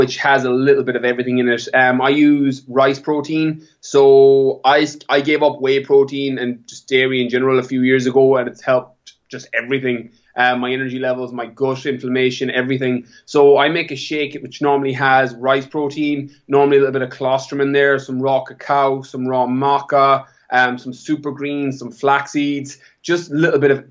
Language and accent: English; Ireland; moved away as an adult; also born or lived in California; I'm from Ireland, born and bred, apart from my time away.